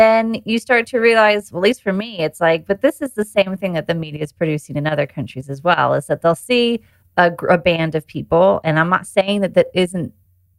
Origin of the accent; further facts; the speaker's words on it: United States; moved away as an adult; now in United Kingdom; I live in the UK and I grew up in the US